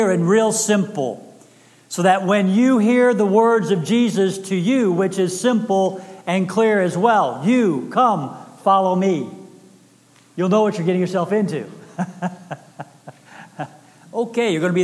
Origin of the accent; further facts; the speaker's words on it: Texas, United States; I am from Texas